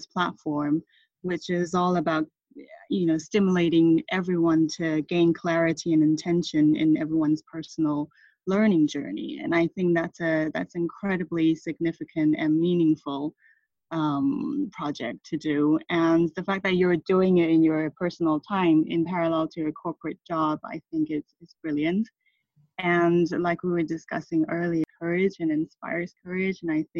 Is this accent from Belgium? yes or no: no; Thailand; moved away; also born or lived in Taiwan / United Kingdom; I'm Taiwanese and my parents are Taiwanese. I was born in Taiwan, and I left Taiwan when I was six because of my father's business, and I grew up in Thailand where I went to American school.